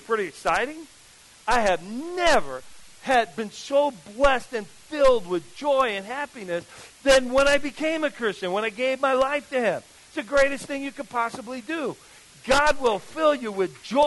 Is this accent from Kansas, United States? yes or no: no; New Jersey, United States; I grew up in New Jersey